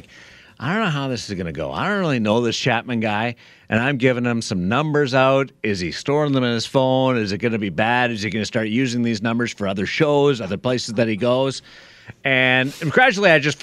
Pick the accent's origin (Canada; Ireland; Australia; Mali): Canada; also born or lived in Eastern Canada; now in Las Vegas, United States; being a Canadian